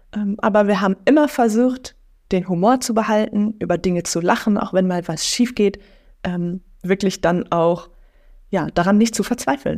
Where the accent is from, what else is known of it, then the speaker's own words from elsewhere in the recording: near Lippstadt, North Rhine-Westphalia, Germany; now in Münster, Germany; Also ich bin in einem Dorf groß geworden und dann bin ich da in der Stadt. Also ich komme aus der Nähe von Lippstadt